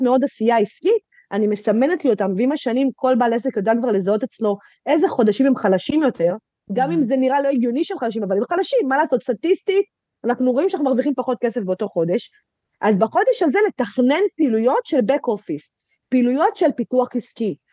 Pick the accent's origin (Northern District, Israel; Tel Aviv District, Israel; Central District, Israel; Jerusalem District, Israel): Central District, Israel; Netanya; שכונה שחרדית אצלנו בנתניה